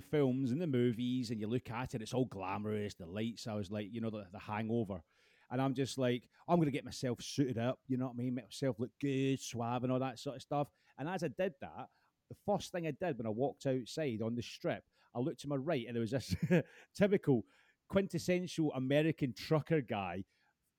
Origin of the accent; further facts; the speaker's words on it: Scotland, United Kingdom; being Scottish